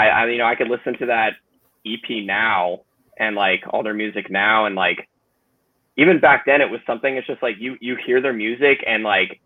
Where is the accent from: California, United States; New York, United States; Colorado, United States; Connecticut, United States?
California, United States; Bay Area; growing up in the Bay Area